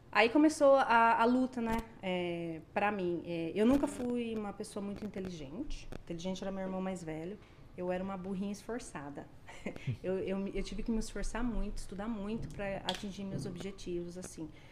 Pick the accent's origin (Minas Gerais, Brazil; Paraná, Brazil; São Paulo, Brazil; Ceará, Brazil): São Paulo, Brazil; Indaiatuba; moved away as an adult; now in Canada; eu sou de Indaiatuba